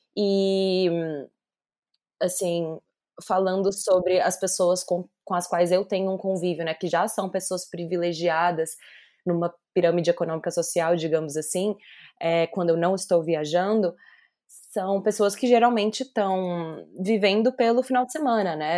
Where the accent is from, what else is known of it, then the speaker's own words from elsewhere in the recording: Belo Horizonte, Minas Gerais, Brazil; moved away as an adult; also born or lived in São Paulo; saí de Belo Horizonte